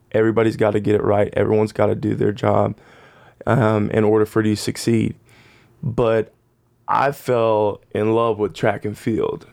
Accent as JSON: {"language": "English", "town": "Phoenix", "region": "Arizona", "country": "United States", "tie": "born or raised there", "said": "I grew up in Phoenix, Arizona"}